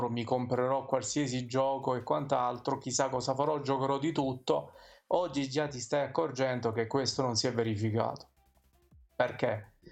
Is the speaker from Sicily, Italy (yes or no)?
yes; province of Messina, Sicily, Italy; Io della provincia di Messina, per ora.